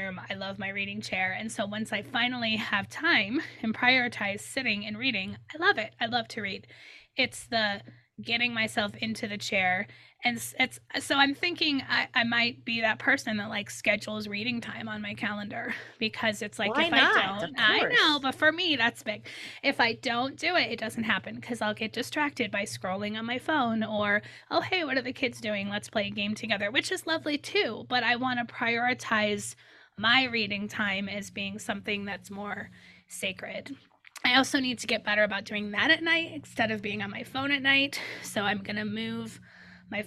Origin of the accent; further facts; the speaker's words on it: Midwest, United States; moved away; My husband and I are big into Euchre, the card game Euchre, because we're from the Midwest.